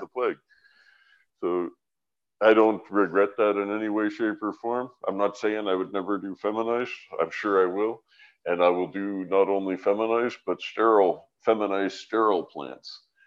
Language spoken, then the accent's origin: English; London, Ontario, Canada; also born or lived in Vancouver; now in British Columbia, Canada; I was from London, Ontario, and I grew in Medway Creek